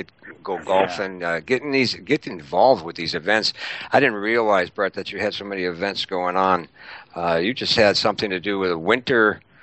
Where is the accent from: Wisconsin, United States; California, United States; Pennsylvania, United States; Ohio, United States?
Wisconsin, United States; Milwaukee; I'm from Milwaukee.